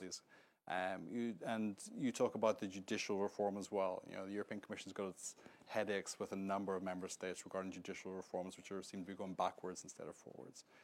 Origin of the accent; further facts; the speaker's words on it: Northern Ireland, United Kingdom; now in Washington, United States; I come from the north of Ireland as well